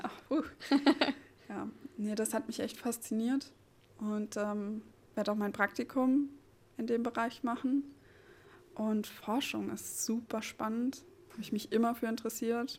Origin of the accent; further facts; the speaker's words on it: Seligenstadt, Hesse, Germany; moved away as an adult; also born or lived in Frankfurt am Main / Oldenburg; now in Neubrandenburg, Germany; komme gebürtig aus Frankfurt am Main, äh, beziehungsweise aus Seligenstadt